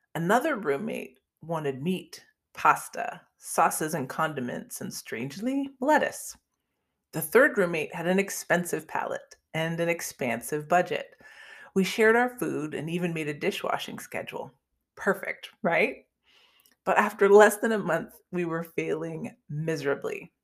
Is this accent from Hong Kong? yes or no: no; Canada; I'm actually Canadian